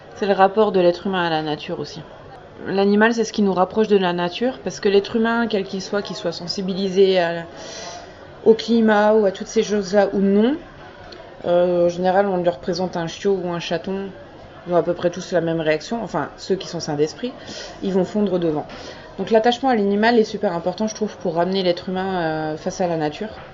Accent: Lorraine, Grand Est, France; also born or lived in Brest

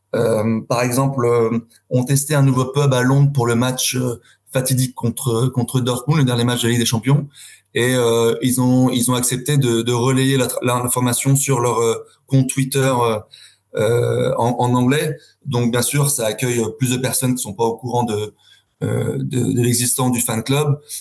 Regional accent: Paris, Île-de-France, France; now in London, United Kingdom; moi, j'ai grandi à Paris, à, 500 mètres du parc

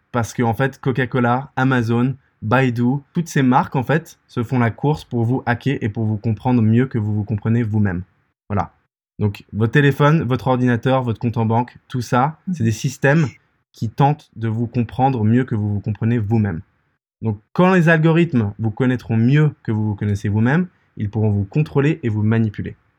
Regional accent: Paris, Île-de-France, France; moved away as an adult; also born or lived in England / United States; je viens de Paris, j'ai fait mes études en Angleterre et puis aux États-Unis.

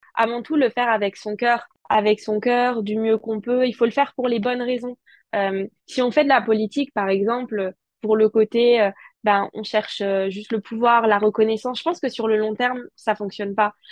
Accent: Alsace, Grand Est, France; en tant qu'Alsacienne

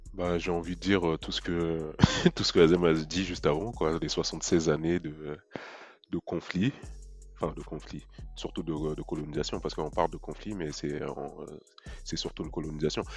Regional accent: Mali; je suis malien

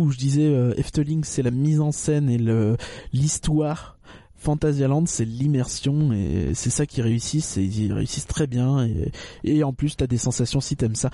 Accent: Northern Germany, Germany; French is a second language; moi je suis allemand. Il y a de la concurrence. Tu vois, je suis, j'habite

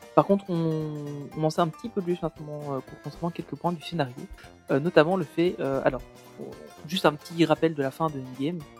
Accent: Belgium; en tant que Belge

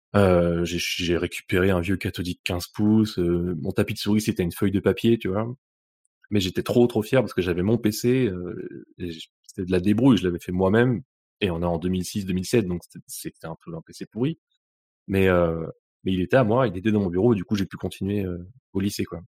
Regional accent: Bruz, Brittany, France; moved away as an adult; now in Lyon, France; Je viens euh, de Bru, une ville à côté de, Rennes, en, Bretagne

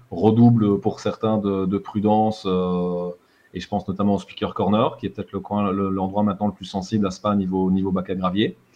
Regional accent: Borinage, Wallonia, Belgium; accent: Borinage

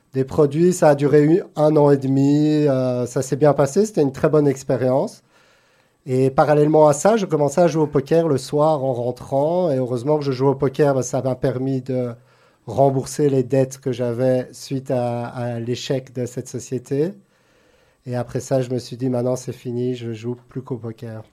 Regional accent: Brussels, Brussels-Capital Region, Belgium; moved away as an adult; also born or lived in Antwerp / Los Angeles; now in Monaco; Je suis né à Anvers, mais j'ai grandi à Bruxelles

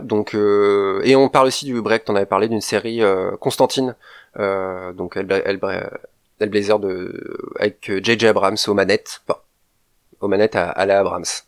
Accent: France; nous en tant que Français

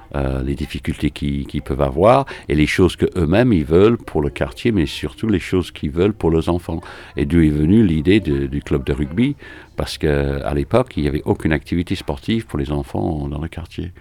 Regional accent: Manchester, North West England, United Kingdom; French is a second language; also born or lived in London / Paris / United States / French Antilles; now in Villeurbanne, France; Je suis anglais, donc je suis de Manchester.

